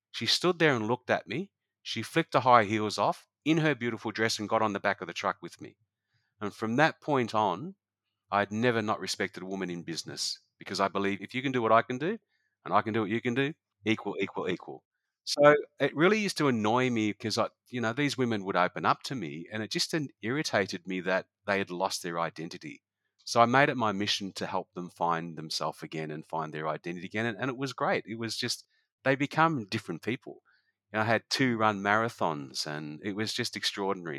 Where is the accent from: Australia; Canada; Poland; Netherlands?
Australia; Noosa, Queensland; It's my hometown